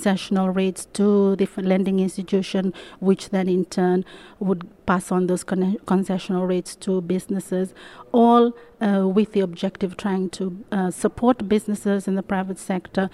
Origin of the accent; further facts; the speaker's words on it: Fiji; I come all the way from Fiji, which is in the Pacific